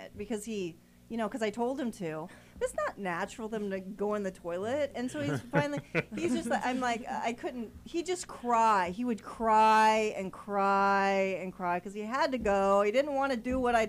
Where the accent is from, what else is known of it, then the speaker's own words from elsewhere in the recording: Humboldt, California, United States; I'm from Humboldt